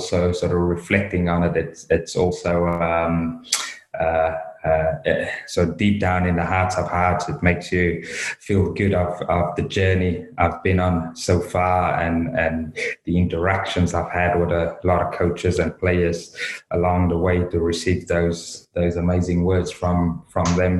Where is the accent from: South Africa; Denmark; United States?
South Africa; moved away as an adult; now in United Kingdom; obviously born and raised in South Africa, been over in the UK since 23, so left South Africa at 23